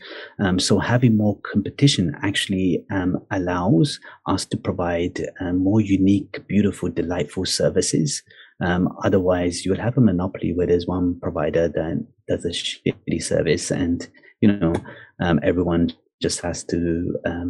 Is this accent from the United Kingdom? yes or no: yes; United Kingdom; now in Dubai, United Arab Emirates; in my home country in the UK